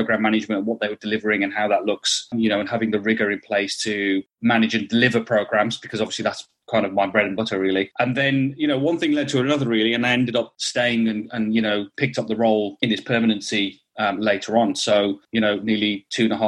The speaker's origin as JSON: {"language": "English", "area": "Black Country", "region": "West Midlands", "country": "United Kingdom", "tie": "born or raised there", "said": "I am a Wolves boy, born and bred. So from the Black Country, I'm a Wolves fan"}